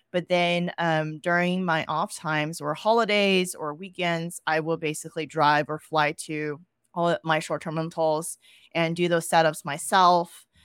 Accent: Austin, Texas, United States; moved away as an adult; also born or lived in New York City; I moved back to Austin, which is my hometown

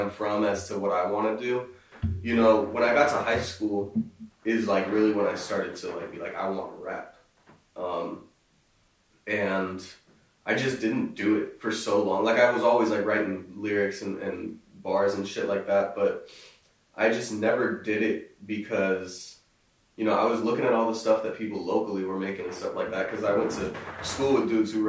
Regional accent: Richmond, California, United States; moved away; also born or lived in Humboldt; I grew up in Richmond, California, which is about 15 minutes north of Oakland

